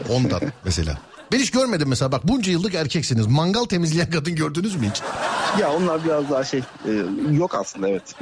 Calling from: İzmir, Turkey; İzmir Çiğli.

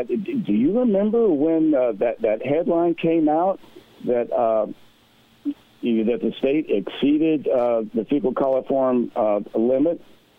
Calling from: Hawaii, United States; I'm calling from Hawaii.

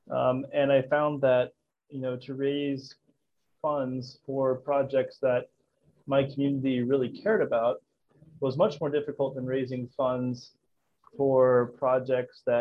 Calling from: Kampala, Uganda; I'm the co founder and CEO of Jibu, and I'm calling in from Kampala, Uganda.

